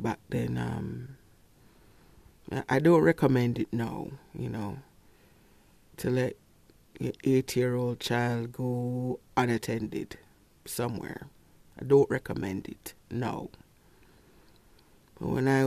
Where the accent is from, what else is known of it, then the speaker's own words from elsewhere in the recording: Kingston, Jamaica; Growing up in Kingston, not in a rich neighborhood.